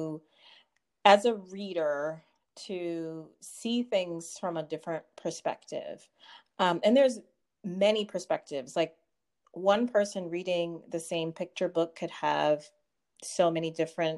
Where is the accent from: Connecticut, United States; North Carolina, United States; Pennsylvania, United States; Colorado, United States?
Connecticut, United States; I was born and raised in Connecticut